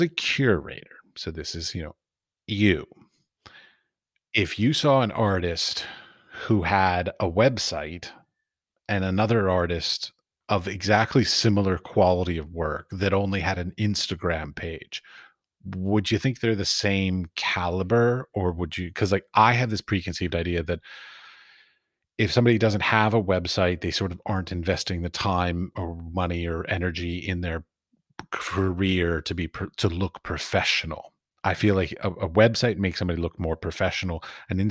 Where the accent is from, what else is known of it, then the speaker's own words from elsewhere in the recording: United States; I'm American, I do it in English